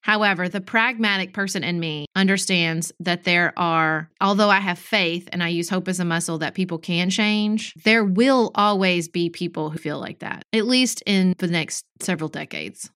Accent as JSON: {"language": "English", "country": "United States", "said": "we as American citizens"}